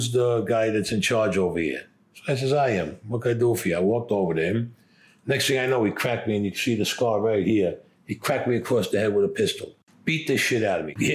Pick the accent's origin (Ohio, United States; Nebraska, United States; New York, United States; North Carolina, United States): New York, United States; New York City; I was born in Brooklyn